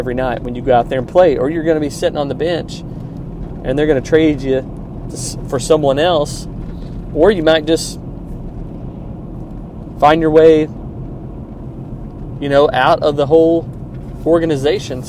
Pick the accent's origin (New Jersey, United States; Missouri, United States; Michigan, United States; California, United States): Missouri, United States; Kansas City; Kansas City Chiefs won. They're in my hometown